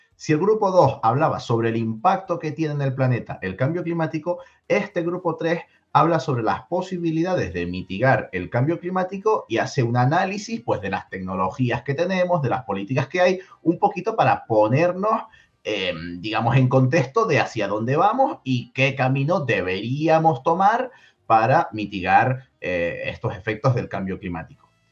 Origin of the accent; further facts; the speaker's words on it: Tenerife, Canary Islands, Spain; moved away; Yo me vuelvo a mi tierra, a Tenerife, a descansar